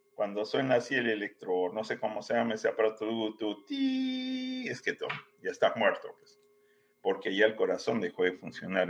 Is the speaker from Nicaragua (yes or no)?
no; Peru; moved away as an adult; also born or lived in Guadalajara, Mexico; now in United States; yo soy eh, peruano de origen, ¿no? Pero diría que he caminado mucho tiempo en muchos lados del planeta.